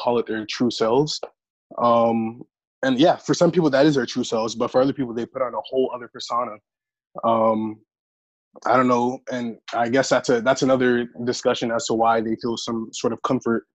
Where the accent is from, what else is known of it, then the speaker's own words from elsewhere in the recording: Miami, Florida, United States; I am from Miami originally. I am Haitian. Well, my family's Haitian. I was born in Miami